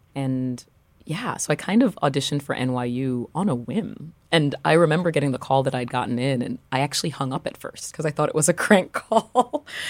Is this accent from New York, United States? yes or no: yes; New York City, New York, United States; also born or lived in Paris; I grew up in Brooklyn